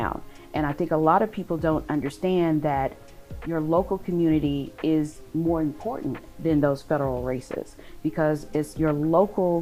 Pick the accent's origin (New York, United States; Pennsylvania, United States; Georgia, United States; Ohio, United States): Georgia, United States; Atlanta; also born or lived in Tallahassee, Florida; I am born and raised in Atlanta, Georgia